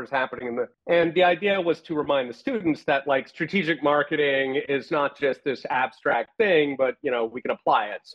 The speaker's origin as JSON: {"language": "English", "town": "Philadelphia", "region": "Pennsylvania", "country": "United States", "tie": "born or raised there", "also_born_or_lived": "Taiwan", "moved": "yes", "said": "I grew up in Philadelphia"}